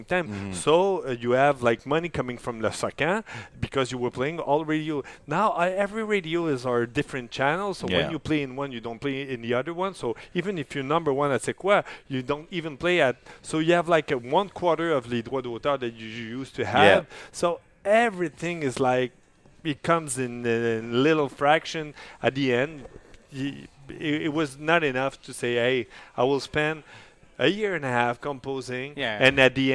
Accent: Montreal, Quebec, Canada; accent: French; English is a second language

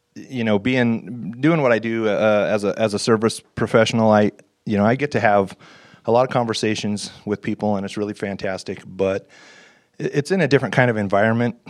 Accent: North Idaho, United States; Right here in, uh, North Idaho

